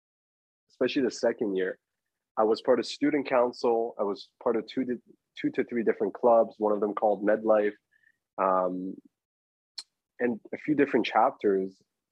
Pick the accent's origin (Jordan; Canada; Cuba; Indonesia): Canada; Toronto, Ontario; I haven't booked my accommodation. I'm from Toronto.